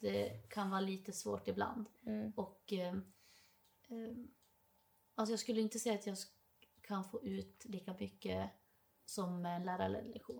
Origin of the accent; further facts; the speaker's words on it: Dalarna County, Sweden; accent: dalmål; moved away as an adult; now in Stockholm, Sweden; jag har så mycket dalmål